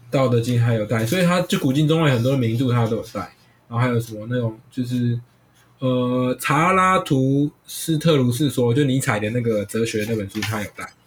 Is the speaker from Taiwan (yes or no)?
yes; Taiwan; 我们台湾人